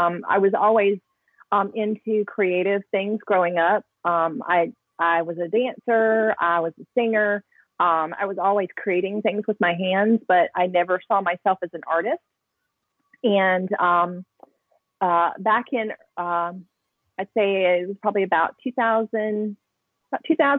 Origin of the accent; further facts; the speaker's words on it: Alabama, United States; growing up in Alabama, you don't, at least where I grew up, because I was in a small town